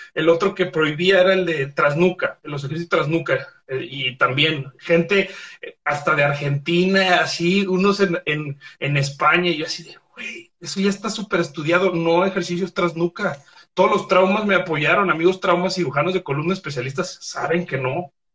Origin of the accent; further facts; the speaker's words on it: Guadalajara, Jalisco, Mexico; soy de Guadalajara